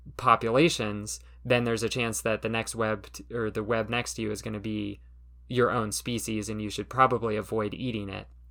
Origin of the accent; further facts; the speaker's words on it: Southern California, United States; I grew up in Southern California